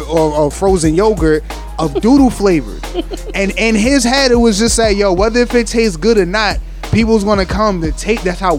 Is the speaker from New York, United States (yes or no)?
yes; Yonkers, New York, United States; I'm from Slow Bomb Yonkers